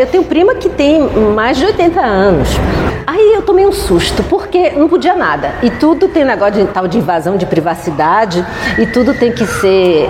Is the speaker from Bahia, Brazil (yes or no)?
yes; Bahia, Brazil; Eu sou baiana